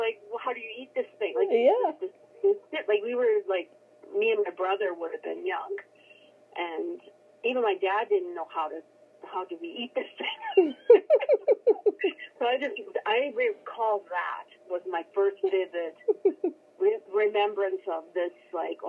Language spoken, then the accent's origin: English; Cudworth, Saskatchewan, Canada; from Cudworth